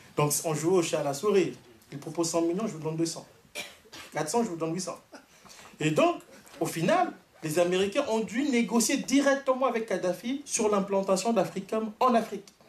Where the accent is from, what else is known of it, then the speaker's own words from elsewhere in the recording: Canada; je suis canadien